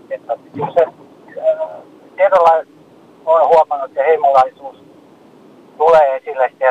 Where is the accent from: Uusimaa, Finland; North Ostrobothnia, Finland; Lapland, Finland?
North Ostrobothnia, Finland; now in west coast, Finland; No en tiedä oikein, kun mä olen Koillismaat itse kotoisin, mutta asunut jo monta kymmentä vuotta täällä länsirannikolla